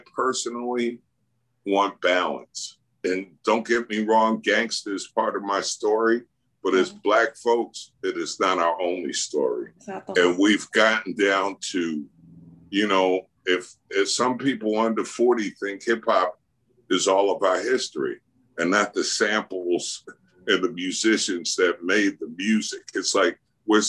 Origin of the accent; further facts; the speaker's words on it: New York City, New York, United States; I grew up in Queens and Jamaica, New York